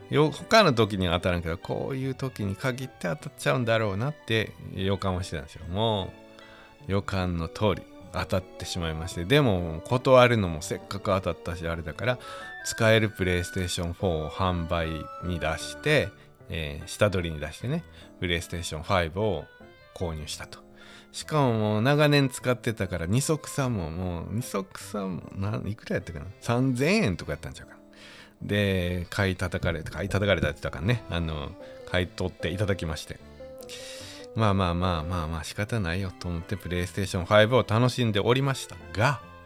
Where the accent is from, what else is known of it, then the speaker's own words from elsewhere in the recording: Wakayama, Japan; 僕も和歌山